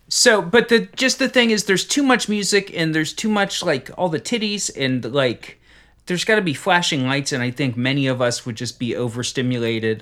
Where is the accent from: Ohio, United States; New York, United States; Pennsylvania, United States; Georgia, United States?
Ohio, United States; Cincinnati; where I grew up in Cincinnati